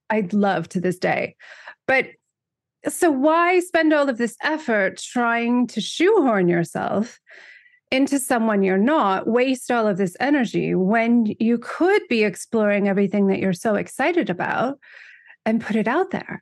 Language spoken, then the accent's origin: English; United States; moved away as an adult; also born or lived in Europe; I grew up in America